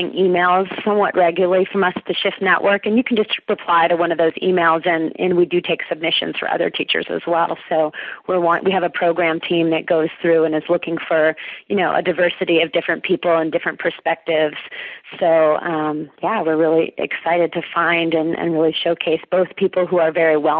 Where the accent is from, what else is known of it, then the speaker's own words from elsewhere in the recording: California, United States; the Unity Church that I was raised in here in California